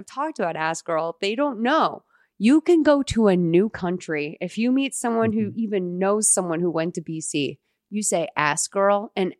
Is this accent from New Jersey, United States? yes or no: yes; Tenafly, New Jersey, United States; I'm from Tenafly, New Jersey.